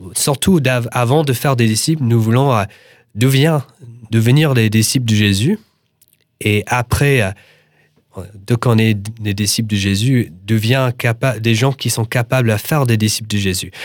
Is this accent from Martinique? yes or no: no; United States; French is a second language; now in France; je suis un Américain et, et, je vis en France